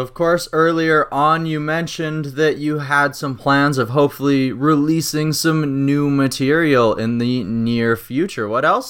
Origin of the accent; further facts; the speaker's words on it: Regina, Saskatchewan, Canada; moved away; it's a little bit colder now, especially in Saskatchewan. I'm from there, so I understand how it gets around this time of year.